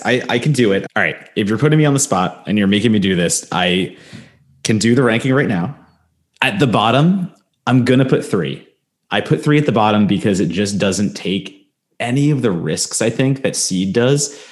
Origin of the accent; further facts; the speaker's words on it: New Jersey, United States; moved away; in Jersey, in my hometown, in my Jersey mall, there was always a Spencer's